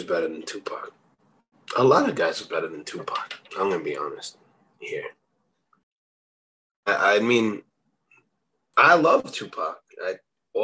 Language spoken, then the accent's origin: English; East Coast, United States; I'm from the East Coast